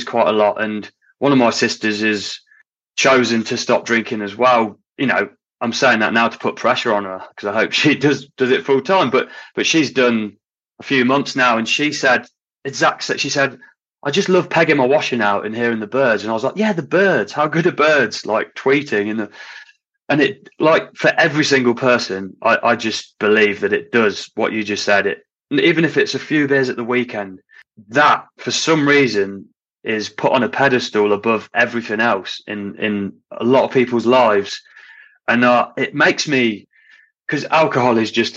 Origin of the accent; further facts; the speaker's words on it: Hinckley, East Midlands, United Kingdom; moved away as an adult; if I lived back in my hometown in Hinckley